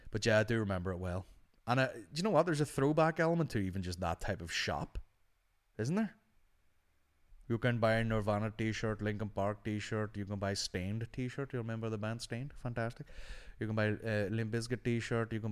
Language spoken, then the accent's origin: English; United Kingdom; I love the Queen, I'm British.